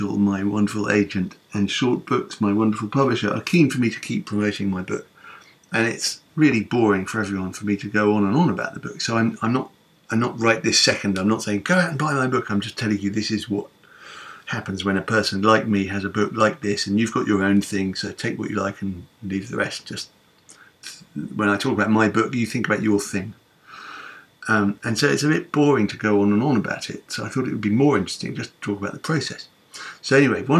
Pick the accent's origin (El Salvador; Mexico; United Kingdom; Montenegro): United Kingdom; London; I am a Londoner